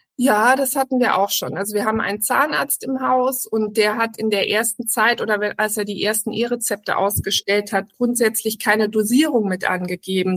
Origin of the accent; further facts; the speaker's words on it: Germany; also born or lived in Hamburg; bei uns in Deutschland